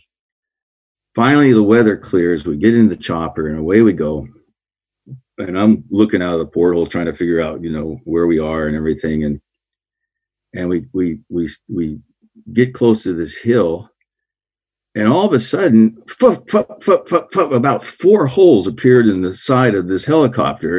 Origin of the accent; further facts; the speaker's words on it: Oregon coast, United States; I grew up on the Oregon coast